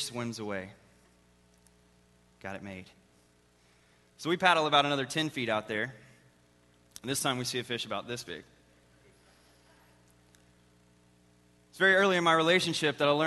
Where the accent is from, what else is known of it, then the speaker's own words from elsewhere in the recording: Texas, United States; I am from Texas. I've lived there all my life.